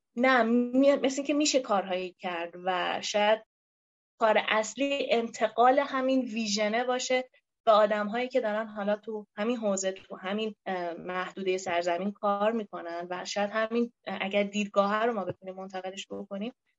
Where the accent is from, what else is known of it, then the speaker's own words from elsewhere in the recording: Iran; به عنوان یه ایرانی